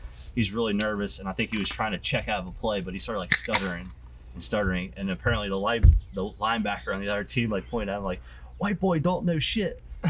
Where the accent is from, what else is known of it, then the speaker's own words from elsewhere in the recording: Kentucky, United States; now in Ohio, United States; I came over from the Commonwealth to Ohio, but yeah, I was equipment manager with Eric down in Louisville.